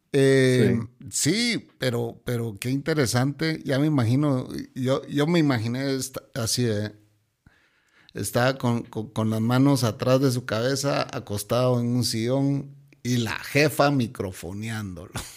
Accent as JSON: {"language": "Spanish", "country": "Guatemala", "said": "aquí en Guatemala"}